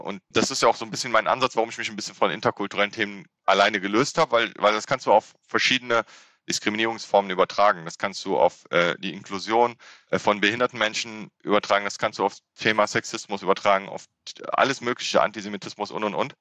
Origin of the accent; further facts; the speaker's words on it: Frechen, North Rhine-Westphalia, Germany; also born or lived in Cologne; ich bin in Köln geboren